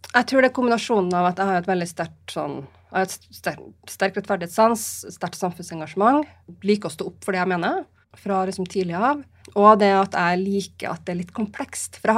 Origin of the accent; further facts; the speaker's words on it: Trondheim, Trøndelag, Norway; also born or lived in Bodø; now in Oslo, Norway; Jeg kommer jo fra Trondheim og Bodø, bruker jeg å si. Så har jeg bodd et par andre steder også, men det er liksom der, der jeg har mest tilhørighet.